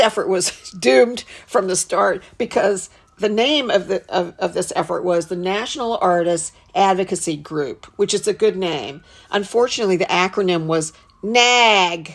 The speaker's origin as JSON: {"language": "English", "region": "Western North Carolina", "country": "United States", "also_born_or_lived": "Charlotte, North Carolina / New York", "moved": "as an adult", "said": "I'm from Western North Carolina."}